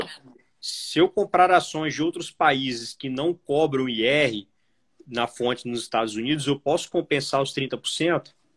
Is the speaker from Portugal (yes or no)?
no; Vitória, Espírito Santo, Brazil; minha cidade natal, né, Vitória Espírito Santo